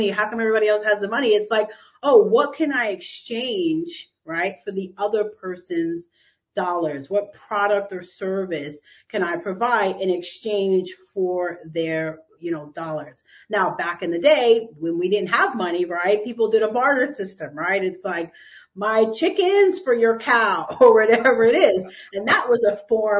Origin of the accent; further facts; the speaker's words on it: New York City, New York, United States; I was raised here in New York City